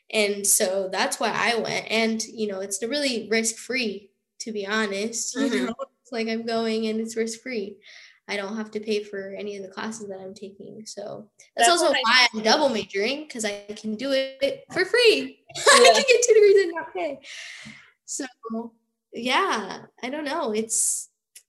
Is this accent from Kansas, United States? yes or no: yes; Overland Park, Kansas, United States; moved away as an adult; now in Kansas City, United States; I'm originally from Overland Park, Kansas, which is near like Kansas City.